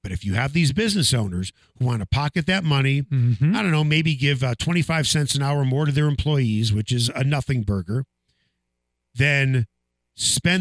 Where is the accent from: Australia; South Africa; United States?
United States; Chicago, Illinois; I grew up in Chicago